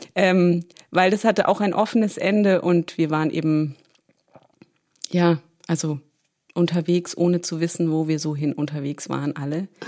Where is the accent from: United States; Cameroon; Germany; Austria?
Germany; Berlin; geboren bin ich ganz banal in Berlin